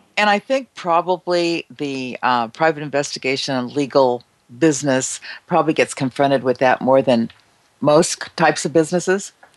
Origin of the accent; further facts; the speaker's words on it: United States; as American citizens